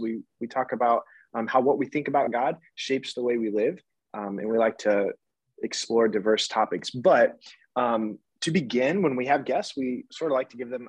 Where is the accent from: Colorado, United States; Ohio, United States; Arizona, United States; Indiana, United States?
Indiana, United States; also born or lived in Goshen, Indiana; I grew up in Indiana